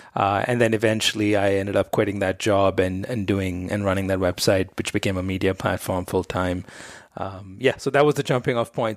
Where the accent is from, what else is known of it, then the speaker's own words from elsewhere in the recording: Mumbai, Maharashtra, India; I grew up in Bombay, India